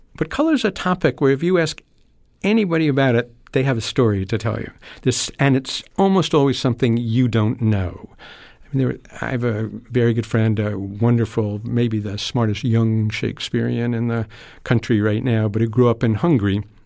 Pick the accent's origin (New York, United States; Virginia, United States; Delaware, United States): New York, United States; I grew up in New York